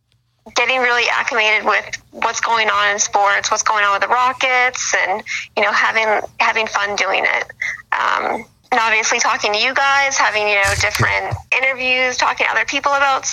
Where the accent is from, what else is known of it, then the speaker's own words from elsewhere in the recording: Boston, Massachusetts, United States; moved away as an adult; now in Los Angeles, United States; I have a lot of family here. It's great. I'm originally from Boston. That's where I grew up, but I've been living in LA for about 5 years now. So this is where I call home now.